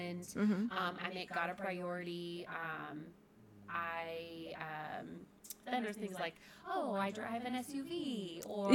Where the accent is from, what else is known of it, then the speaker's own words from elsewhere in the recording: Brandon, Florida, United States; also born or lived in Seffner, Florida; I grew up just outside of Tampa in Brandon